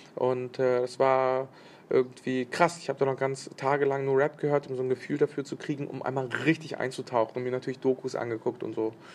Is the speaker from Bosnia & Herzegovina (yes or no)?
yes; Bosnia & Herzegovina; moved away; Ich bin in Bosnien geboren